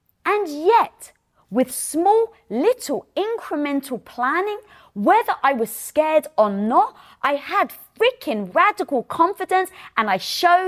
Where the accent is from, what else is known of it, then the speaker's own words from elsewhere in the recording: United Kingdom; And being British